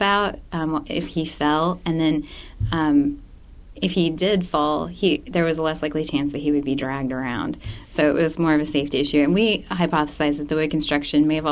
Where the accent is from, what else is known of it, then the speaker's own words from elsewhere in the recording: La Crosse, Kansas, United States; I'm from La Crosse